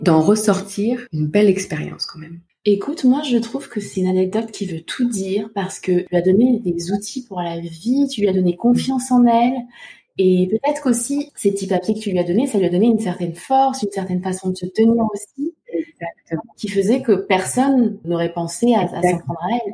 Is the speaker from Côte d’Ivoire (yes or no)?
yes; Côte d’Ivoire; now in France; je suis née en Côte d'Ivoire, donc je suis femme noire